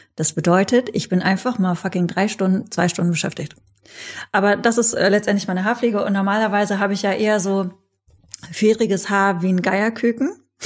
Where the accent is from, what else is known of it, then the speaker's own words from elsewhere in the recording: North Rhine-Westphalia, Germany; ich bin in der Nähe von Holland aufgewachsen